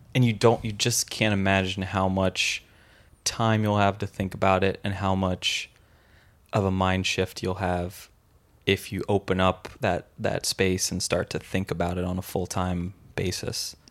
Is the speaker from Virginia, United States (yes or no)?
no; San Francisco, California, United States; I'm from San Francisco